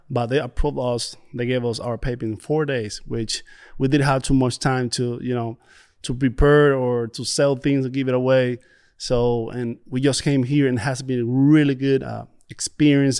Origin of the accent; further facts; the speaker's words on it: Dominican Republic; moved away; I came from Dominican Republic, and, uh, it's a beautiful place, beautiful beaches.